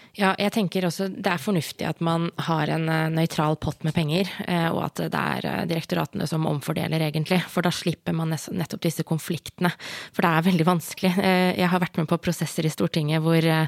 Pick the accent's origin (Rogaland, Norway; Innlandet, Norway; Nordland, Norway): Innlandet, Norway; Hedmark; Jeg er jo fra Hedmark.